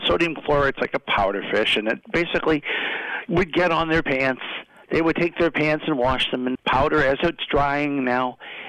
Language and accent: English; Boston, Massachusetts, United States; then there are those of us who try to not speak like we're from Boston all the time.